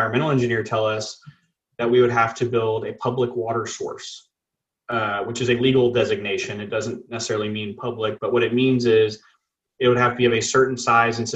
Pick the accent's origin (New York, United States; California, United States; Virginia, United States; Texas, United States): Texas, United States; Rockport; now in Beeville, United States; I grew up in Rockport, Texas.